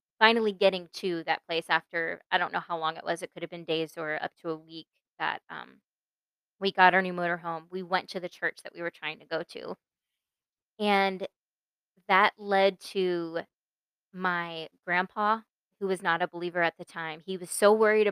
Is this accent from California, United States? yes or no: no; Mesquite, Texas, United States; born or raised there; also born or lived in Pennsylvania